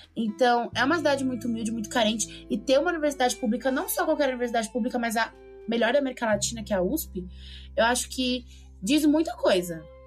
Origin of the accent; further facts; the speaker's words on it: São Paulo, Brazil; moved away as an adult; now in Lorena, Brazil; eu sou de São Paulo